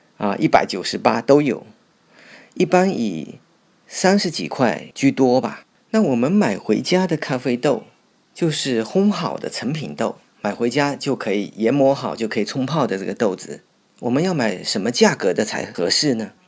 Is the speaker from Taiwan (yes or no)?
no; Fuzhou, Fujian, China; 我从小就是在这里长大的